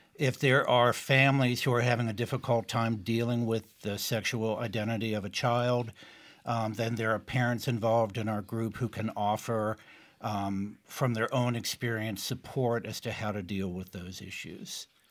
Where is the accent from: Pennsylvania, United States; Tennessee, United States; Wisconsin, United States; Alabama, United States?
Tennessee, United States; East; moved away; also born or lived in Boston area; having grown up as a gay child in East Tennessee